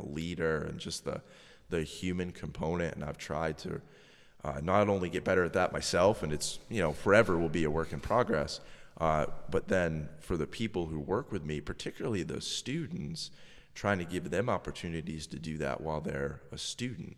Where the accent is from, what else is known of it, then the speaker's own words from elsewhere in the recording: Massachusetts, United States; moved away; I'm originally from Massachusetts.